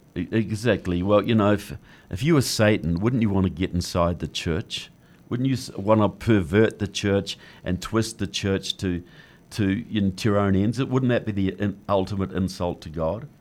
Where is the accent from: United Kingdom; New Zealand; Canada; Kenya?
New Zealand; moved away as an adult; now in United States; I'm from New Zealand.